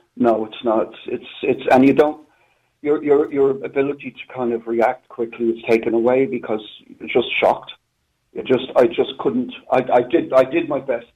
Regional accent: Ireland; born or raised there; moved away

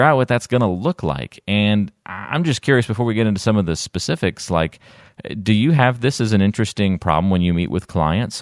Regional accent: North Carolina, United States; growing up in North Carolina, but having two New Jersey parents

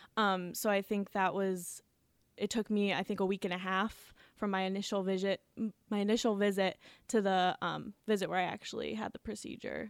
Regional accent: Ashtabula, Ohio, United States; moved away as an adult; now in Cleveland, United States; I am originally from Ashtabula, Ohio, and I live here in Cleveland right now

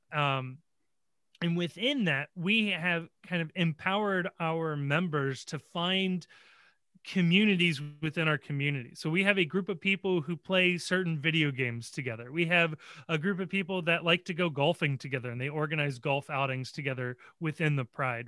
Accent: Cincinnati, Ohio, United States; born and raised in Cincinnati. I actually went to college in Cincinnati

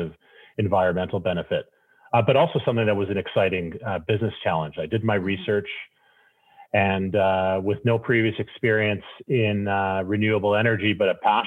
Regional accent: Calgary, Alberta, Canada; also born or lived in Toronto; I grew up in Canada's oil and gas capital, Canada's energy capital, Calgary, Alberta

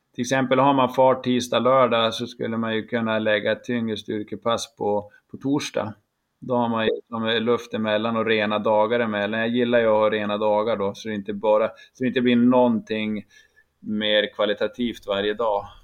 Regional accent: Jämtland, Sweden; now in Piteå, Sweden; jag är faktiskt nere i min hembygd Jämtland

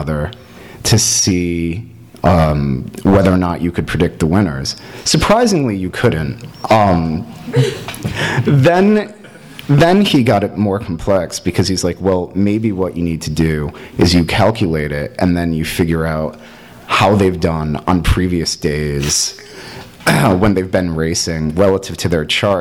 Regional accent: East Coast, United States; moved away as an adult; now in Los Angeles, United States; I was raised in on the East Coast as someone who is white

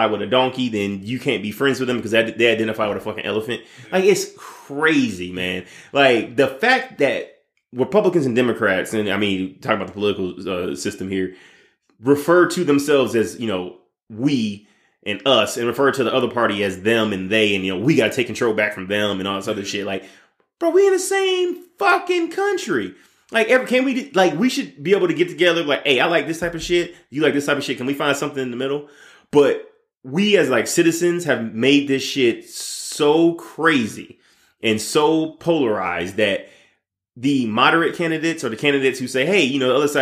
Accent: United States

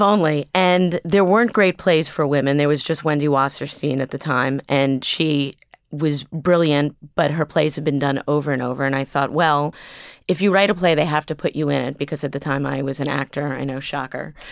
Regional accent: New York City, New York, United States; also born or lived in Los Angeles; I grew up here on the Upper East Side

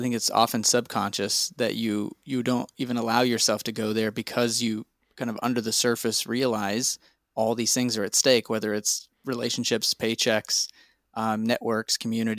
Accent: Texas, United States; I grew up in Texas as a Southern Baptist and also charismatic.

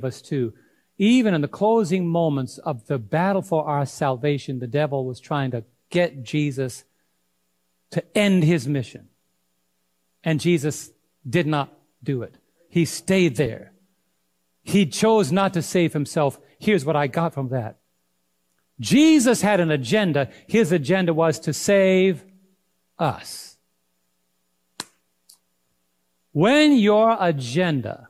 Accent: New York, United States; I'm from New York

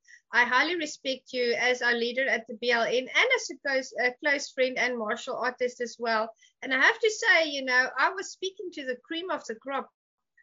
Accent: South Africa; moved away; I'm from Africa

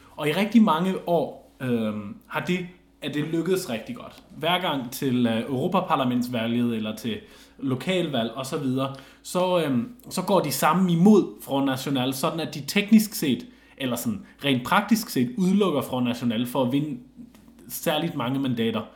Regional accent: Germany; moved away; jeg var også tysker

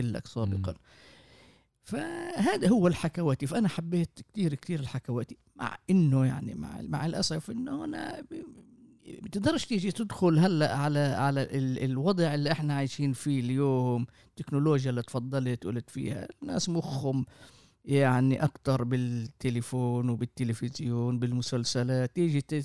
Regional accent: Jaffa, Tel Aviv District, Israel; من مواليد يافا

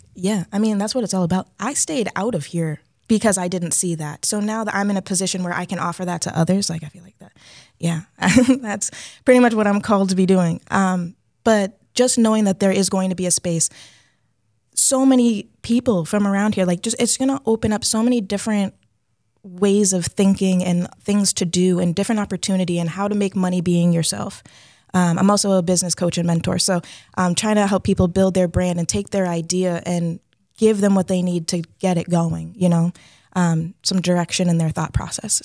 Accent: Leominster, Massachusetts, United States; also born or lived in Amherst, Massachusetts; I was born in Leominster

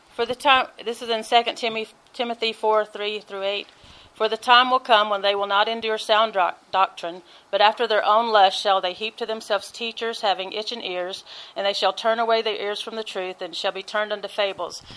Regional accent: Georgia, United States; moved away; I'm from Georgia, so you know we have hoot nannies down there

